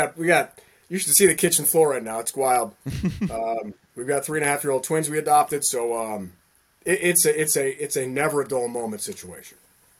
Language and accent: English; New York City, New York, United States; also born or lived in Iowa / Syracuse, New York; I'm from New York City and went to Iowa. Followed my mom, was a professor, as you remember.